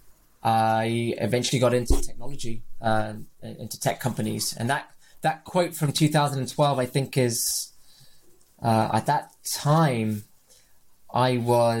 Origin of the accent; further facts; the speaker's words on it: Rio de Janeiro, Brazil; moved away; also born or lived in United Kingdom; I grew up in Brazil, in Rio de Janeiro, which is a beautiful part of the world.